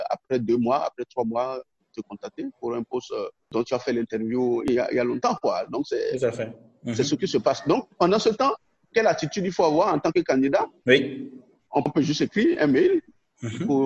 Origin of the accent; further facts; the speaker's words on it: Benin; first language Nago; French is a second language; dans ma langue, moi je suis Nago, du Bénin.